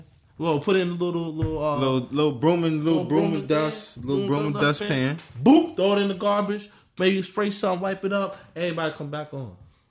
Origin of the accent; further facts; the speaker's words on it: New York City, New York, United States; I grew up in the Bronx.